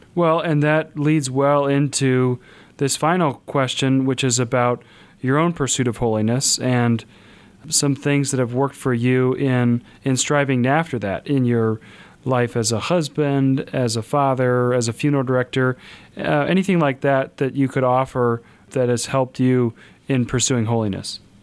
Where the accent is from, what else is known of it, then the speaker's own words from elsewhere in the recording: Kansas, United States; now in South Bend, United States; I'm from Kansas